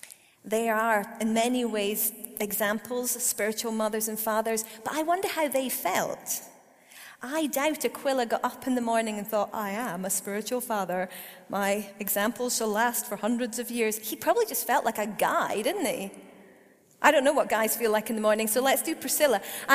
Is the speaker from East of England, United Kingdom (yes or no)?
no; Perth, Scotland, United Kingdom; I grew up in Perth. I'm actually Scottish. I know I don't have a completely Scottish accent. There's a story to that. But I am totally Scottish.